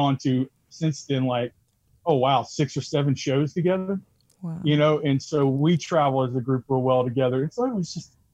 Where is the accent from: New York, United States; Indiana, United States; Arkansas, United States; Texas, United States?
Texas, United States; now in Louisiana, United States; I grew up in Texas